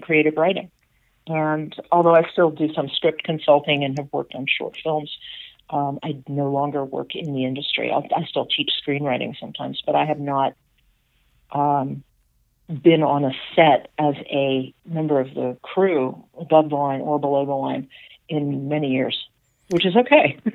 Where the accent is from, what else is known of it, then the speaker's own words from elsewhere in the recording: Atlanta, Georgia, United States; my sisters and I grew up here, or as far as Susie grew up and, and me, and we were in Atlanta